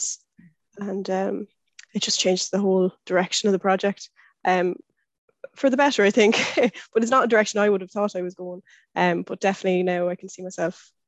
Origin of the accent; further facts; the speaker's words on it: Longford, Leinster, Ireland; I'm from Longford, so not far from the festival.